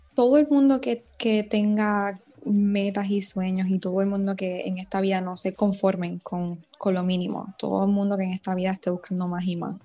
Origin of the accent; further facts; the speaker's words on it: Puerto Rico; la primera mujer puertorriqueña en protagonizar una serie original de YouTube